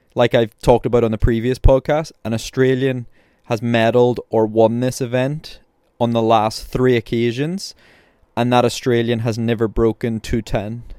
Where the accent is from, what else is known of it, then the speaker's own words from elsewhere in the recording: Belfast, Northern Ireland, United Kingdom; I'm from Belfast, I'm from Northern Ireland